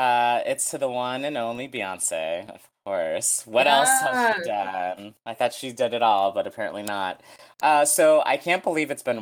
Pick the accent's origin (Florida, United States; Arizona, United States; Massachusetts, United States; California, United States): Massachusetts, United States; Boston; my hometown, Boston